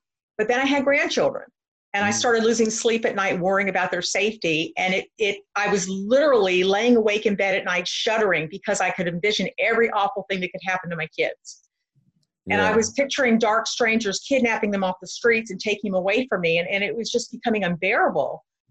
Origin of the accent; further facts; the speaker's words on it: Camp Pendleton, California, United States; now in Clayton, United States; I'm originally from Southern California, Camp Pendleton, California, at the Marine base.